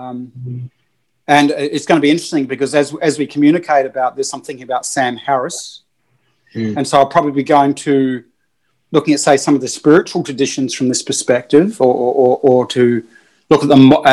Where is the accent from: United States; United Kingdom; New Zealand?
New Zealand; I'm a Kiwi